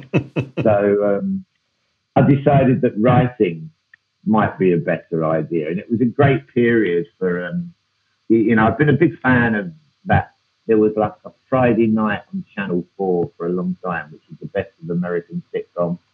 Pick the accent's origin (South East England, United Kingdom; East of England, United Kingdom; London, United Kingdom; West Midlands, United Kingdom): London, United Kingdom; I grew up in Hackney